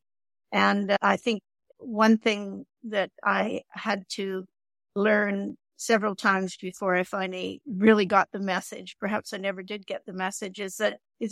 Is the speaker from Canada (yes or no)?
yes; Canada; accent: Canadian; I'm Canadian, as you can probably tell from my accent, but I'm also British